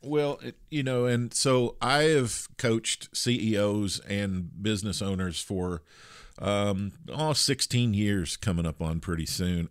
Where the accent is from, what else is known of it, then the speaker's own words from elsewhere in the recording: Kentucky, United States; I grew up with horses in Kentucky, in the United States